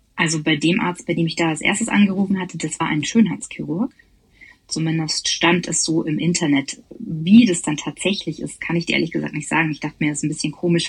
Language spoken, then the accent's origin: German; Bavaria, Germany; ich komme auch aus Bayern